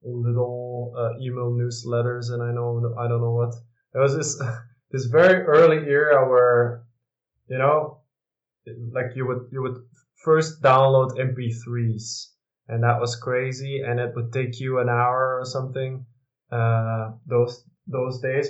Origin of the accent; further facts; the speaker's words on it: Dutch-speaking part of Belgium, Flanders, Belgium; also born or lived in Westchester County, New York, United States / Leuven / Milan, Italy / Brussels; now in Antwerp, Belgium; I'm actually from the Dutch-speaking part